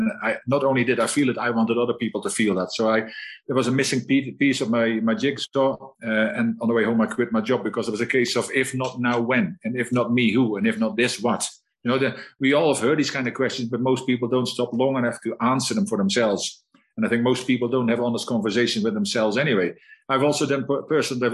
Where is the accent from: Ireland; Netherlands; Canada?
Netherlands; also born or lived in Scotland; now in South Africa; I'm a Dutchman